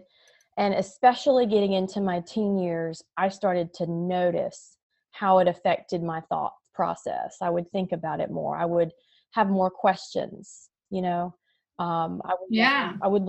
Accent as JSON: {"language": "English", "region": "North Carolina", "country": "United States", "tie": "born or raised there", "said": "I was born and raised in North Carolina"}